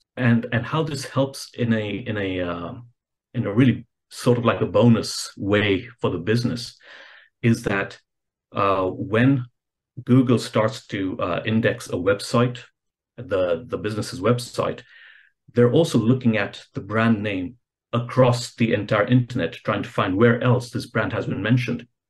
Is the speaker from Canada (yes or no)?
no; Kenya; I'm originally from Kenya